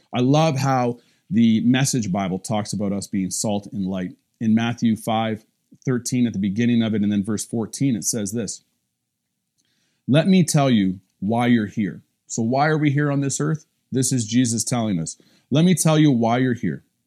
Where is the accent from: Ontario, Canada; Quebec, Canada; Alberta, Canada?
Ontario, Canada; Cobden; my little hometown, Cobden